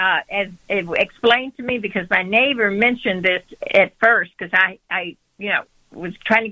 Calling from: Matteson, Illinois, United States; I'm calling from Matteson, Illinois.

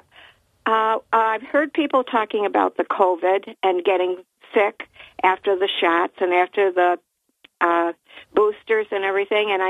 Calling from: Port Dickinson, New York, United States; from Port Dick.

